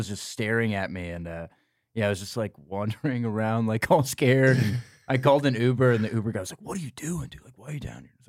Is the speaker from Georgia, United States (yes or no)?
yes; Georgia, United States; also born or lived in Bloomington, Illinois; I was born in Bloomington, Illinois. Okay. But I grew up in Georgia, but yeah, my whole family's from there.